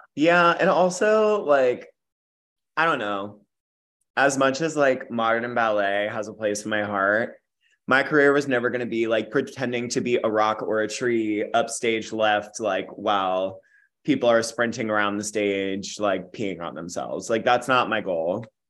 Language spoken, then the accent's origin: English; Jackson, New Jersey, United States; moved away as an adult; also born or lived in Tyler, Texas / Boston; now in New York, United States; I'm Texas born and mm-hmm. Jersey raised